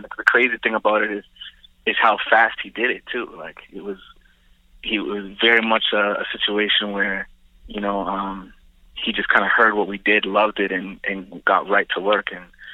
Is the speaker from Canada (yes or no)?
yes; Toronto, Ontario, Canada; our areas in Scarborough that, I came up